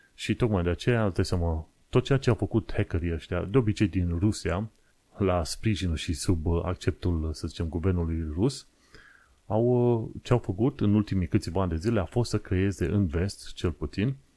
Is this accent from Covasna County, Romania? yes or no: yes; Sfântu Gheorghe, Covasna County, Romania; Sfântul Gheorghe, în județul Covasna, orașul natal